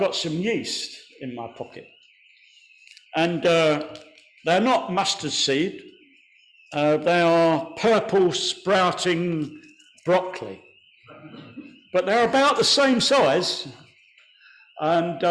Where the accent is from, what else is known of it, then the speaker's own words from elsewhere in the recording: Kent, South East England, United Kingdom; I was born in Kent.